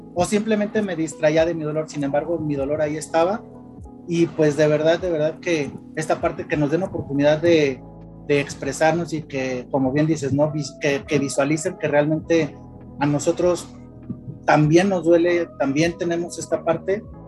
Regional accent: Guadalajara, Jalisco, Mexico; nosotros somos de Guadalajara

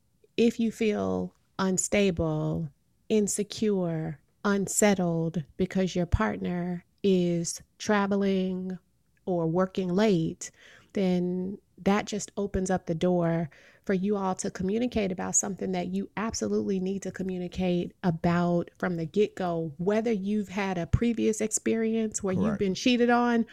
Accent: Midwest, United States; now in East Coast, United States; I'm from the Midwest. F is a failing grade and E is sometimes a failing grade here on the East Coast.

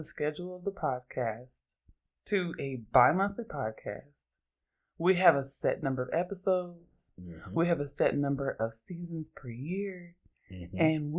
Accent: Oakland, California, United States; I'm from Oakland, and I'm an androgynous Black lesbian feminist

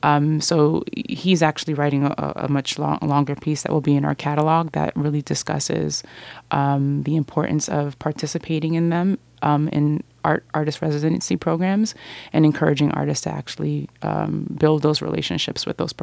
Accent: Miami, Florida, United States; Because I'm from Miami, I figured, and I just noticed there's just so much.

